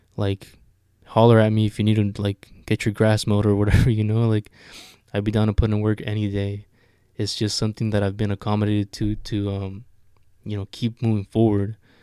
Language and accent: English; Sonoma County, California, United States; I'm from Sonoma County